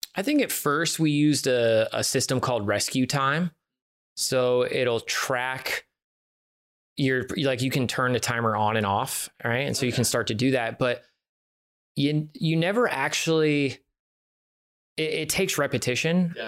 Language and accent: English; San Francisco Bay Area, California, United States; now in Phoenix, United States; I'm from the San Francisco Bay Area originally